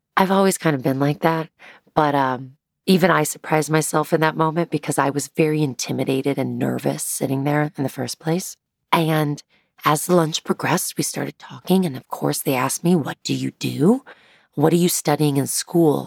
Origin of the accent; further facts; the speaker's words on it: Kansas City, United States; moved away as an adult; now in Chicago, United States; I grew up in Kansas City